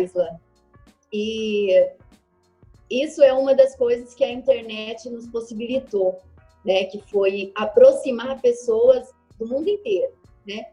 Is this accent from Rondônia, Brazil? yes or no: yes; interior of Rondônia, Brazil; eu sou do interior de Rondônia